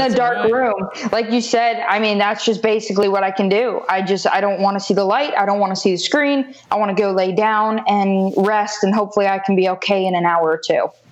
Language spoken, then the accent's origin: English; Wellington, Florida, United States; also born or lived in Davie, Florida; I moved up to Wellington, Florida, so about an hour north of Miami when I was about three and a half, four